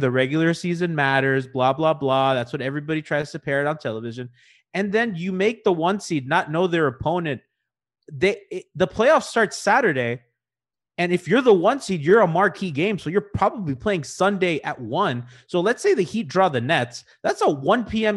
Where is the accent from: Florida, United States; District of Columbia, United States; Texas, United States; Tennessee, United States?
Florida, United States; Miami; Kendall's the neighborhood where I grew up in Miami